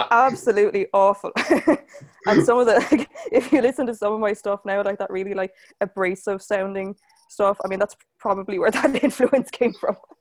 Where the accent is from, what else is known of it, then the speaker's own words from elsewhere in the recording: Waterford, Munster, Ireland; I am from Waterford in Ireland